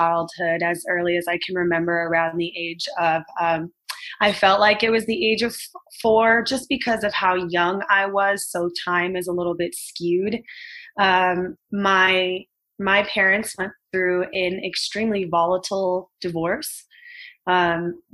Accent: Los Angeles, California, United States; I was living in Reseda, California. I grew up here. I was born and raised in California.

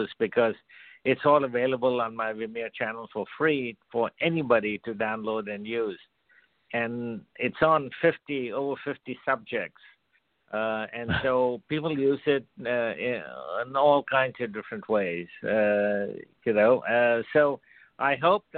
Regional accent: India; I was born and brought up in India

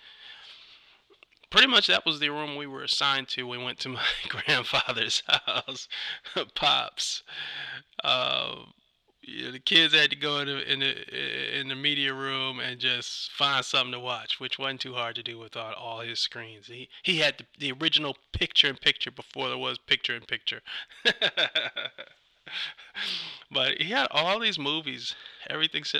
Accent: Ypsilanti, Michigan, United States; moved away as an adult; also born or lived in Detroit, Michigan / Arizona / North Carolina / New York City; now in Los Angeles, United States; I'm from Detroit originally. I was born in Detroit. My parents, we ended up moving to Arizona. Stayed there for a year, two maybe, moved to North Carolina, and then came back up to Michigan and settled in the town, city of Ypsilanti.

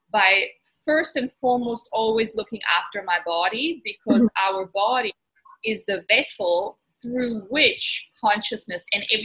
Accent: Italy; also born or lived in Germany / Switzerland / Cape Town, South Africa; I'm originally German. I grew up in Italy and went to Swiss boarding school, studied internationally, worked internationally, and then eventually settled in in South Africa in Cape Town for 16 years

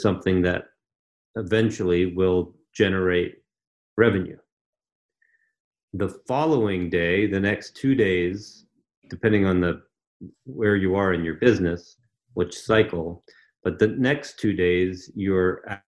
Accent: Canada; also born or lived in Ontario; so I'm from Canada

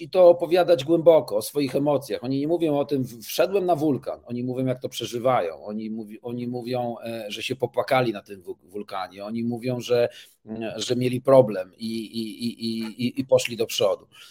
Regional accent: Toruń, Kuyavian-Pomeranian Voivodeship, Poland; jestem z Torunia

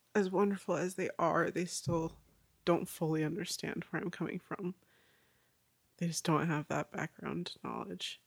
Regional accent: Orem, Utah, United States; I was born and raised in Orem, Utah

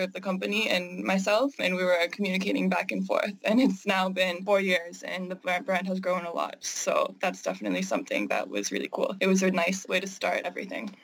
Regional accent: Canada; I am Canadian

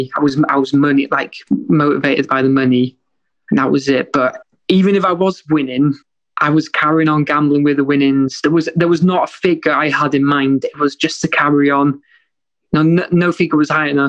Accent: Wales, United Kingdom; moved away as an adult; now in Liverpool, United Kingdom; I grew up in Wales until I was 20 years old

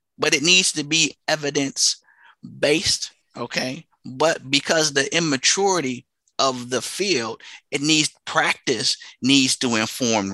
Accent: Flint, Michigan, United States; I'm originally from Flint, Michigan

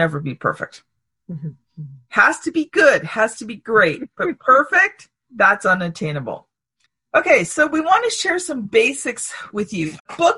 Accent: Canada; I'm a Canadian

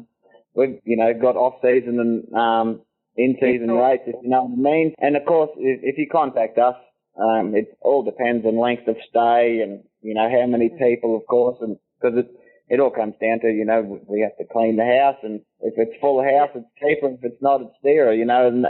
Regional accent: Boulia, Queensland, Australia; I'm from Boulia, born and raised local.

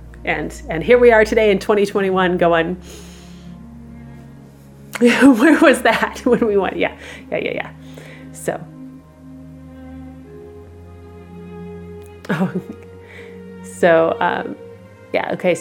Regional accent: Midwest, United States; I'm from the Midwest

